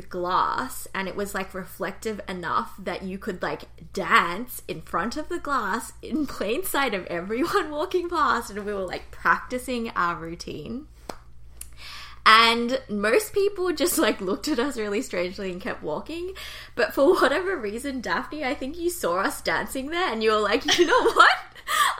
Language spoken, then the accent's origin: English; Australia; now in Toronto, Canada; I am a Korean-Australian. I currently live in Toronto.